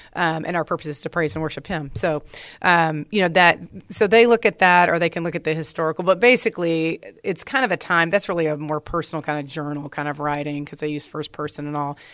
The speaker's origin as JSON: {"language": "English", "town": "Dallas", "region": "Texas", "country": "United States", "tie": "born or raised there", "said": "I grew up in Dallas."}